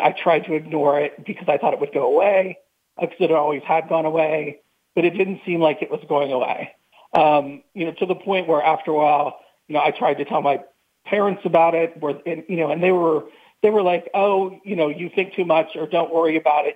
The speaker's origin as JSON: {"language": "English", "town": "New Castle", "region": "Pennsylvania", "country": "United States", "tie": "born or raised there", "said": "I grew up in Newcastle, Pennsylvania, about an hour north of Pittsburgh"}